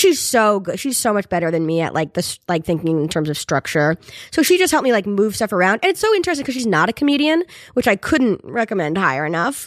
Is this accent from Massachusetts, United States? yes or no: yes; North Adams, Massachusetts, United States; there was a team when, from my hometown, it was called the Steeplecats